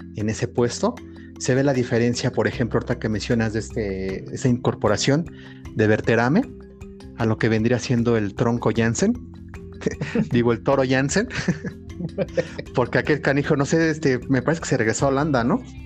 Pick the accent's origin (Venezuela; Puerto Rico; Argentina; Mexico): Mexico; como mexicano